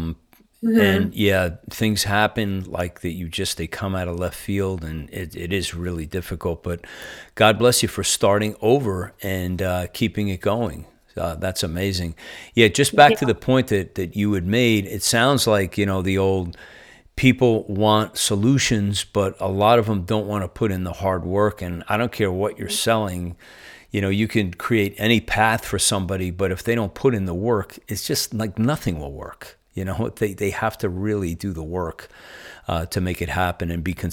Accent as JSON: {"language": "English", "region": "Northeast", "country": "United States", "accent": "Northeastern", "said": "I am hanging on to my Northeastern accent at all costs."}